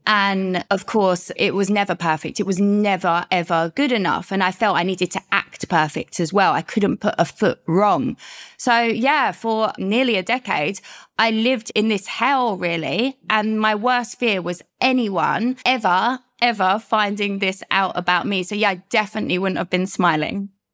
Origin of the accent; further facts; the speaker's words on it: London, United Kingdom; moved away as an adult; I am from the U K, London. You might get that by my accent